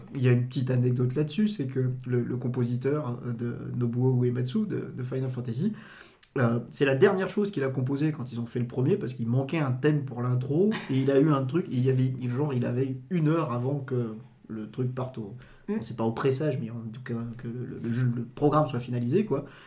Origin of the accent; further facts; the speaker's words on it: Dijon, Bourgogne-Franche-Comté, France; je suis, né à Dijon, j'ai grandi à Dijon